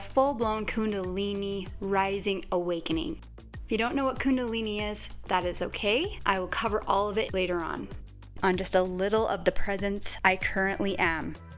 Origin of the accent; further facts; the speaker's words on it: Utah, United States; I was born and raised in Utah, right in the heart of the Mormon culture.